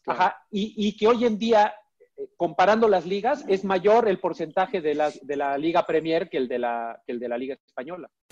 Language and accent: Spanish; Mexico; como soy mexicano